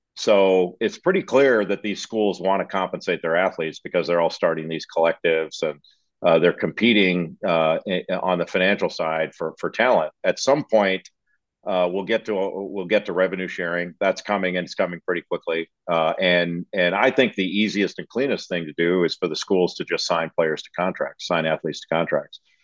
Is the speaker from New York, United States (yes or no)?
no; Los Angeles, California, United States; I grew up in Los Angeles